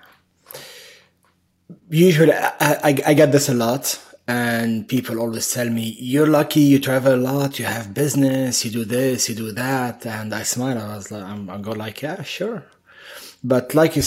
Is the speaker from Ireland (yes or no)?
no; Beirut, Beirut Governorate, Lebanon; moved away as an adult; also born or lived in Middle East; now in United States; I was born in Beirut, Lebanon, during the war. So this sums up the first 12 or 13 years of my life, which was in shelters and running for my life